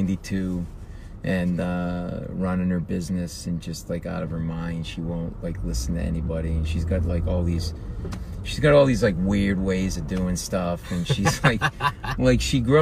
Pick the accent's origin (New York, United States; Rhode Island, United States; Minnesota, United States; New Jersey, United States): Rhode Island, United States; And we're New England guys. Grew up an hour from each other, probably. I grew up in Rhode Island, grew up in Boston